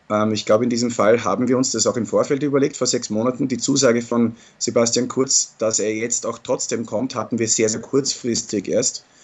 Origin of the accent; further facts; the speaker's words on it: Austria; Ich bin aber hier nicht nur als Pfingstlervertreter, sondern als Österreicher und da muss ich die Kultur respektieren, die, in der wir leben.